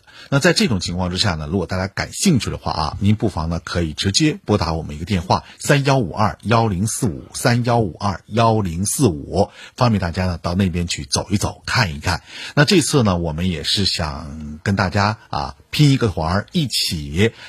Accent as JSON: {"language": "Chinese", "region": "Northeast China", "country": "China", "said": "就是很多咱东北人啊，"}